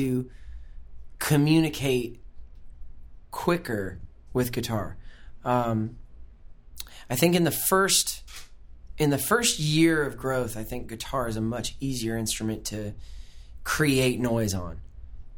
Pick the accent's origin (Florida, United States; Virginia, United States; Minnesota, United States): Florida, United States; Fort Myers; moved away as an adult; also born or lived in Lakeland, Florida; now in Nashville, United States; I was born in Fort Myers, Florida. I grew up in Fort Myers